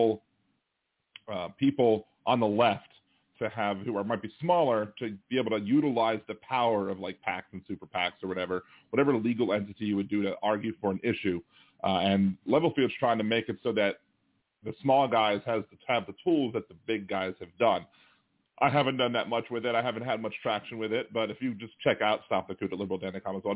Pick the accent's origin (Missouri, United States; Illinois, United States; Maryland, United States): Maryland, United States; moved away; I'm from Maryland originally